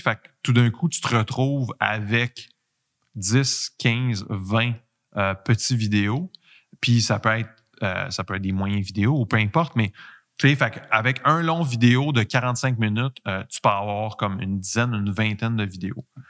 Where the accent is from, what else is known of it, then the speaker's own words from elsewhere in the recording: Quebec, Canada; accent: Québécois; j'ai un accent québécois